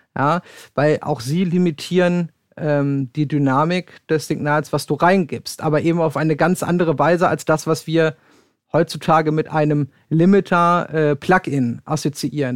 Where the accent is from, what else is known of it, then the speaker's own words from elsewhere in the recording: Sauerland, North Rhine-Westphalia, Germany; ich komme gebürtig aus dem Sauerland